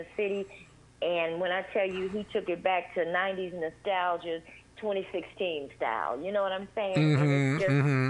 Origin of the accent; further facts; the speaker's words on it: Chicago, Illinois, United States; moved away; born and raised in Chicago, the south side of Chicago